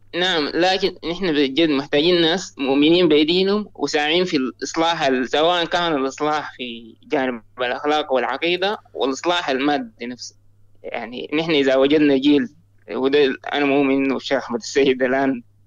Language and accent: Arabic; Sudan; انا من السودان